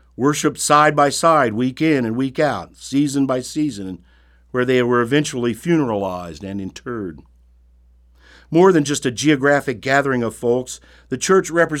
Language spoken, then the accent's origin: English; Brown County, Indiana, United States; When I was growing up in Brown County, my family attended a little country church